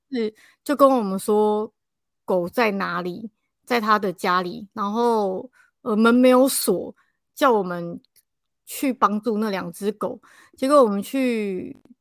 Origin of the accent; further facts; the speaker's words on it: Taipei, Taiwan; 我们是台北人